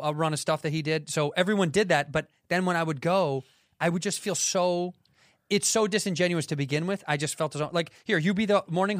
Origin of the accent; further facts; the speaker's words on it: Chicago, Illinois, United States; I'm from Chicago, Illinois, and I'm on the road right now doing stand-up.